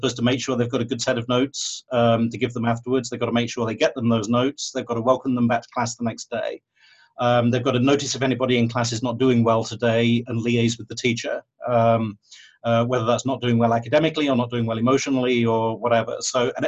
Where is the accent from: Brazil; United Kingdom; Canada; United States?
United Kingdom; being British, I've got this strong streak of pragmatism